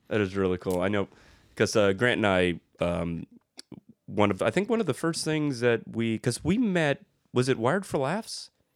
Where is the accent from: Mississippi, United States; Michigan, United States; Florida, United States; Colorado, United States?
Florida, United States; South; moved away as an adult; now in Los Angeles, United States; if you are in the South Florida area, that's my home place, my hometown